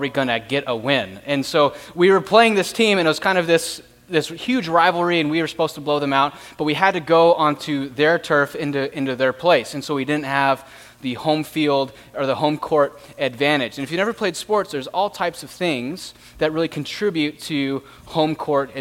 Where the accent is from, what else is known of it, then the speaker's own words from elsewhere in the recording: Tempe, Arizona, United States; I grew up in Tempe, and I went to McClintock High School